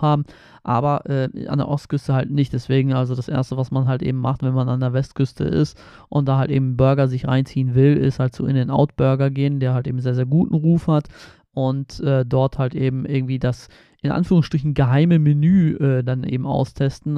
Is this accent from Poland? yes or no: yes; Poland; moved away; Ich komme aus Polen, aus, äh, von der Ostsee